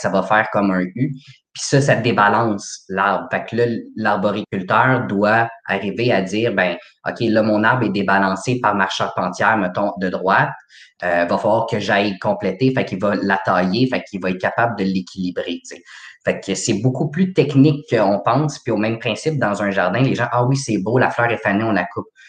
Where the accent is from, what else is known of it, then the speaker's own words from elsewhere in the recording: Laval, Quebec, Canada; je viens de Laval.